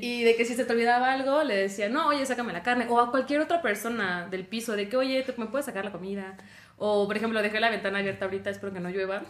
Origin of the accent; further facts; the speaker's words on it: Tabasco, Mexico; moved away as an adult; soy de Tabasco y pues ahí la verdad no hay como buenas universidades.